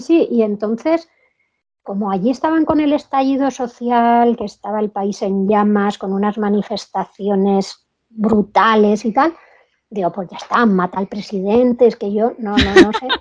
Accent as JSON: {"language": "Spanish", "country": "Spain", "said": "cuando me oían el acento, ¿de dónde eres? Pues española"}